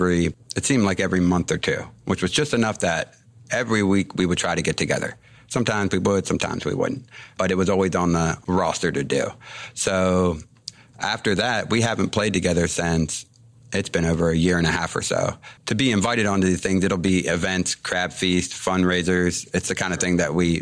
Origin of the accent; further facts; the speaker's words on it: Cape St. Claire, Maryland, United States; also born or lived in Boulder, Colorado; born and raised in Cape St. Clair